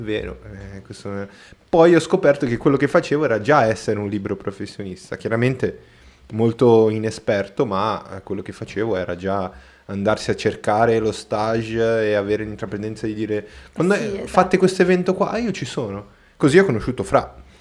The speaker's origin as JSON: {"language": "Italian", "country": "Brazil", "second_language": "Italian", "moved": "yes", "lives_now": "Milan, Italy", "said": "Io sono brasiliano e sono 100% brasiliano"}